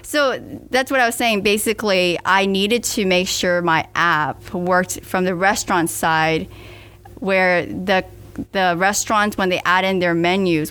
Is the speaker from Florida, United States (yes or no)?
yes; Miami, Florida, United States; I was born and raised in Miami